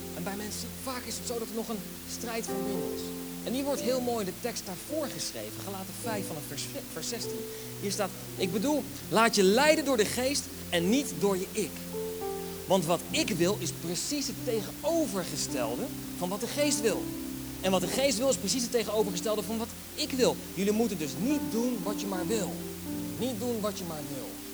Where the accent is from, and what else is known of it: Netherlands